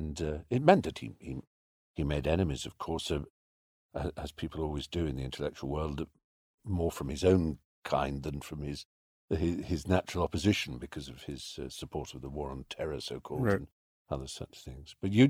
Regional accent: London, United Kingdom; I remember there was a chess cafe in Hampstead when I was growing up in North London, And I used to take friends to it.

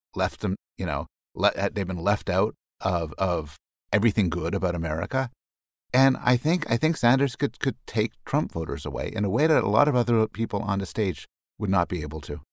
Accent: Montreal, Quebec, Canada; I was raised in Montreal

